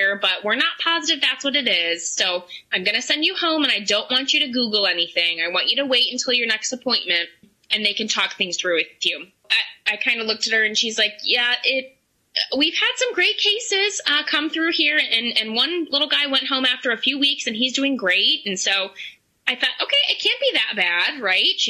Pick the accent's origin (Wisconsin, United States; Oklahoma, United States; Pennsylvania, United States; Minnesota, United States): Pennsylvania, United States; Pittsburgh; now in State College, United States; we're from Pittsburgh